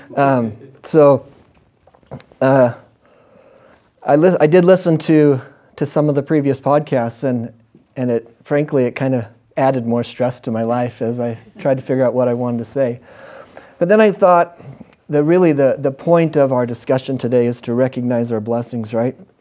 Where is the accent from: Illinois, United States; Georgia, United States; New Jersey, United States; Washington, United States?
Washington, United States; Western; I grew up in Western Washington.